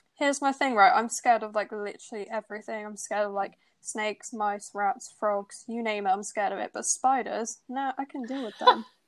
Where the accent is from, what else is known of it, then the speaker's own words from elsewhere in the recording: Bristol, South West England, United Kingdom; moved away as an adult; now in Birmingham, United Kingdom; I'm from Bristol, not from Birmingham. So when I moved away from home for uni